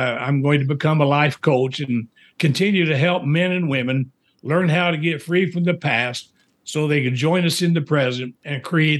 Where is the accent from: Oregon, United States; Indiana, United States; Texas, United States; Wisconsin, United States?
Indiana, United States; moved away as an adult; also born or lived in Springfield, Missouri / Winnipeg, Manitoba, Canada; I'm from Indiana, but I went down to Missouri for college.